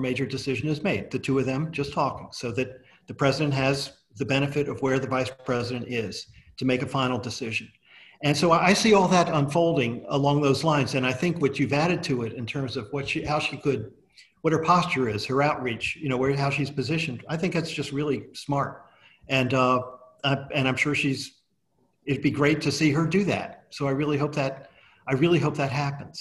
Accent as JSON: {"language": "English", "country": "Australia"}